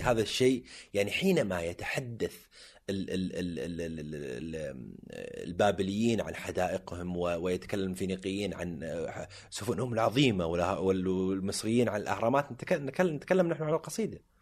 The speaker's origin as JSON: {"language": "Arabic", "town": "Jubail", "region": "Eastern Province", "country": "Saudi Arabia", "tie": "born or raised there", "said": "انا من ابناء الجبيل الصناعيه"}